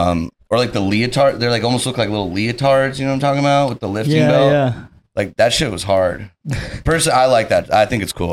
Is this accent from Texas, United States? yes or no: yes; Dallas, Texas, United States; I'm from Dallas. I was born and raised, and it's surprising how much I do actually get that question. But yeah, I'm from Texas.